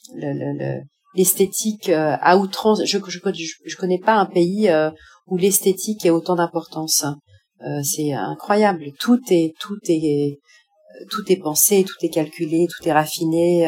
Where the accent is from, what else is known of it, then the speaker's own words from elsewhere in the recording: France; moved away as an adult; also born or lived in Paris / Japan / Cambodia / North Korea; now in Tunisia; je suis française